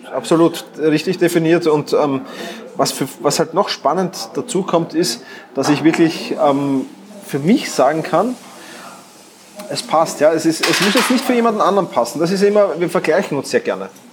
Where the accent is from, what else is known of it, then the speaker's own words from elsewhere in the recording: Vienna, Austria; wie du vielleicht schon hörst, ich komme aus Wien